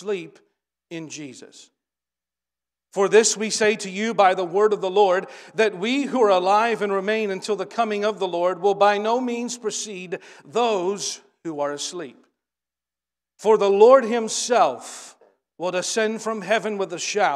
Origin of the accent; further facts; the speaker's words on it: Stanton, Kentucky, United States; We're from Stanton, Kentucky